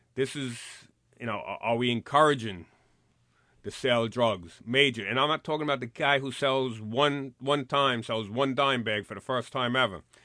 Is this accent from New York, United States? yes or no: yes; New York City, New York, United States; I grew up here in the Bronx, and this is where I patrolled